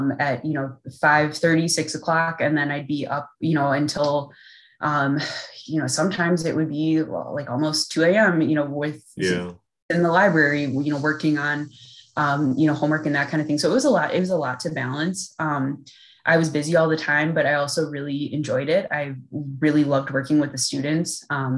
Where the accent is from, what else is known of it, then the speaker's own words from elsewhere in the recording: Milwaukee, Wisconsin, United States; also born or lived in Valparaiso, Indiana; now in Minnesota, United States; originally I'm from Milwaukee